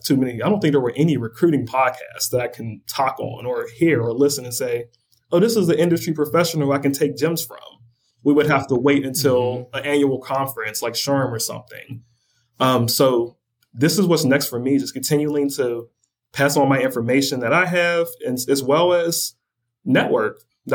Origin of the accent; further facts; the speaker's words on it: Pittsburgh, Pennsylvania, United States; I'm from Pittsburgh